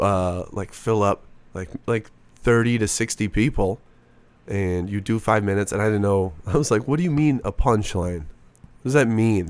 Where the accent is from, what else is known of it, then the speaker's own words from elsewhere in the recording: Racine, Wisconsin, United States; moved away as an adult; now in Phoenix, United States; born in a city called Racine, Wisconsin.